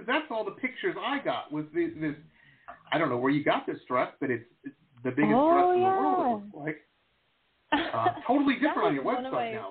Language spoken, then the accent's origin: English; Detroit, Michigan, United States; now in Las Vegas, United States; I grew up in Detroit.